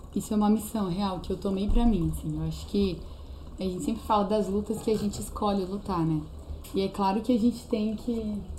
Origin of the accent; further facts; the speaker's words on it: Venda Nova do Imigrante, Espírito Santo, Brazil; moved away as an adult; now in Belo Horizonte, Brazil; lá na minha cidade, tipo, lá no Espírito Santo em si, eu era conhecida como a menina que teve câncer.